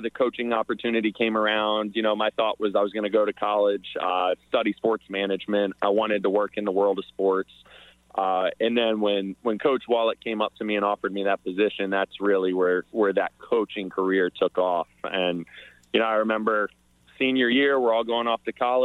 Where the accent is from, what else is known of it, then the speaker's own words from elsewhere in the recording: Damascus, Maryland, United States; growing up in Damascus